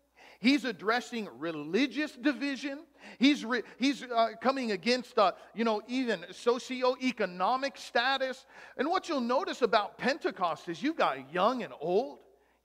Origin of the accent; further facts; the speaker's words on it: Germany; born there; Oh, yeah, I was born in Germany. A lot of my mom's side of the family's from Germany.